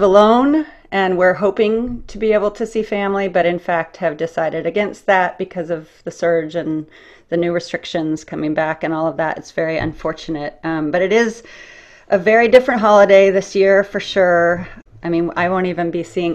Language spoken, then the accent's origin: English; Midwest, United States; I'm from the Midwest